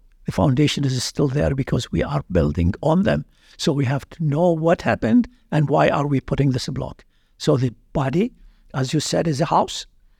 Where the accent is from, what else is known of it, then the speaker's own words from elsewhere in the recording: Baghdad, Baghdad Governorate, Iraq; moved away as an adult; now in Iowa, United States; I'm from Baghdad, Iraq